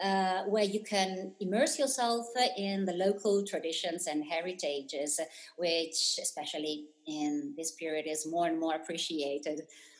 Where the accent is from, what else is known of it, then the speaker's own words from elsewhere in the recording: Rimini, Emilia-Romagna, Italy; So, yes, I am a local. I was born and raised in Rimini.